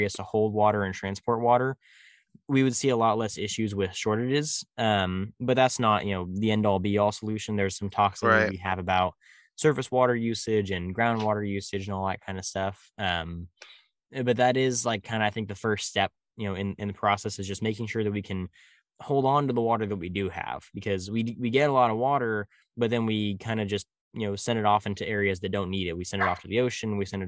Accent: California, United States; I'm like, "No, I'm from California." And he was like, "You sound like a Midwesterner.

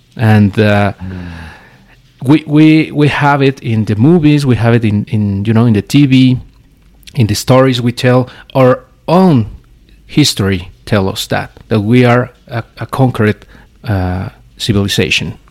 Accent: Mexico; we in Mexico cannot live

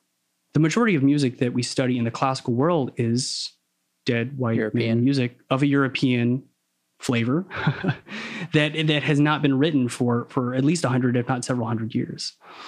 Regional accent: Philippines; I was very much ashamed of being Filipino as a kid.

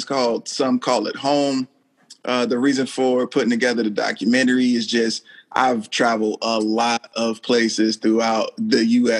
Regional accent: Thomasville, United States; because I'm from Thomasville, that's why I'm so dope.

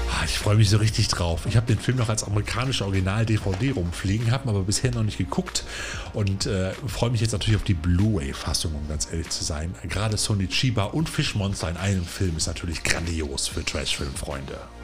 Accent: Cologne, North Rhine-Westphalia, Germany; ich persönlich bin ja als gebürtiger Kölner eine reine Frohnatur

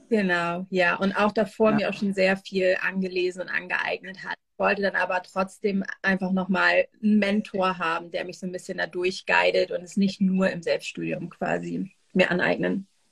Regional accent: Northern Germany, Germany; moved away as an adult; now in Israel; ich komme eigentlich aus dem Norden von Deutschland, wo ich auch jetzt gerade bin. Ich bin tatsächlich gerade in meinem alten Kinderzimmer

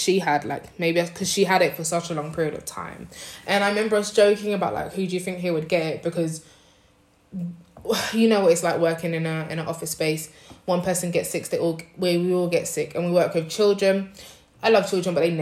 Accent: London, United Kingdom; now in Nanjing, China; I am from London, but I currently live in Nanjing, China.

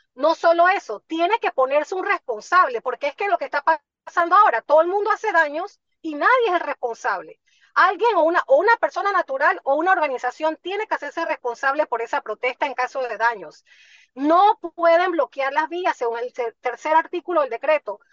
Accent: Panama; los panameños

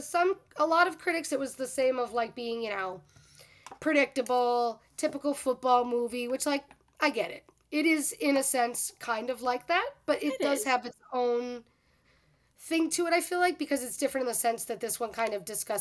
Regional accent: Boston, Massachusetts, United States; moved away; I'm originally from the Boston area.

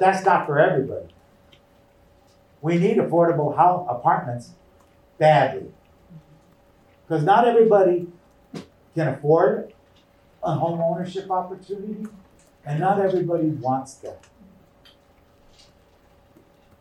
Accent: Tucson, Arizona, United States; When I was a little kid, I grew up in Armory Park

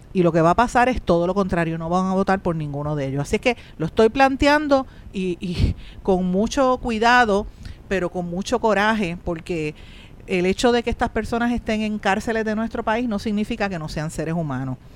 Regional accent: Puerto Rico

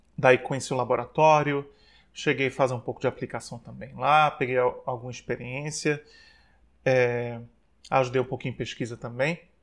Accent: Maceió, Alagoas, Brazil; moved away as an adult; also born or lived in Aracaju / Belém; É, nasci, fui gerado em Aracaju, mas com seis meses de idade fui para Maceió. Maceió foi onde eu me criei, por isso que sempre quando eu me refiro ao local de onde eu sou, eu digo que eu sou de Maceió.

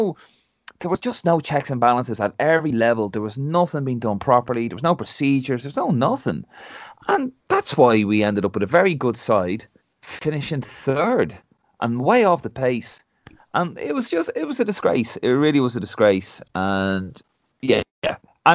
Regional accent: Ireland; And we'll get a result because we're Irish, you do it differently.

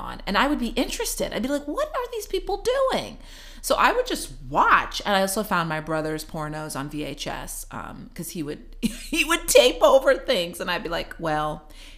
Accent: Missouri, United States; moved away; I came from the Bible Belt, right? Missouri. So it was a conservative family.

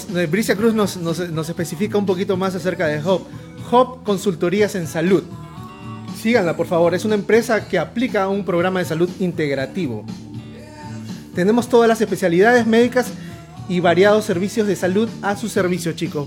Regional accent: Lima, Peru; tres lugares anecdóticos para mí en mi adolescencia, acá en San Miguel, San Miguel Lima

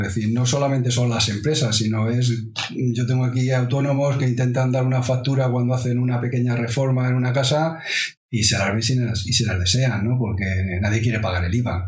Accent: Madrid, Community of Madrid, Spain; somos de Carabanchel, vamos, somos de Carabanchel casi todos los que trabajamos aquí

